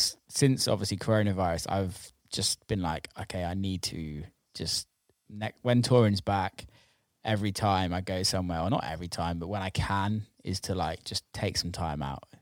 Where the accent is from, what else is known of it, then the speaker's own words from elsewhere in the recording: England, United Kingdom; I started more in America than in the UK, which is weird considering I'm English and live in the UK.